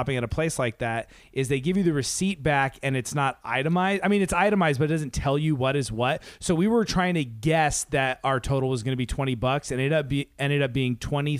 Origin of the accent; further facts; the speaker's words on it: Seattle, Washington, United States; now in Los Angeles, United States; we grew up in the Seattle